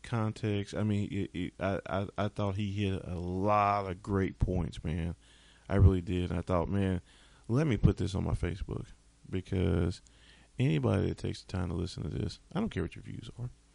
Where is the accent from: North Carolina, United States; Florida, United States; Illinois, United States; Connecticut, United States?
North Carolina, United States; I'm from North Carolina